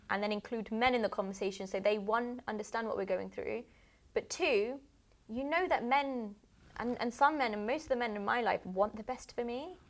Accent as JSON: {"language": "English", "country": "United Kingdom", "said": "I'm I'm British"}